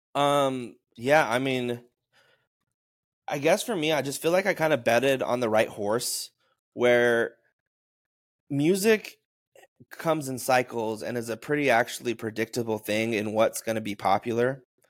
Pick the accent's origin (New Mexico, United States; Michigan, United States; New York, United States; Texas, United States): New Mexico, United States; Taos; my friend John and my friend Gabe, who I grew up with in Taos